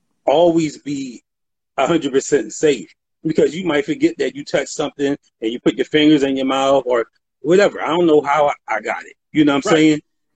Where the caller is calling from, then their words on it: Philadelphia, Pennsylvania, United States; Philadelphia, Pennsylvania.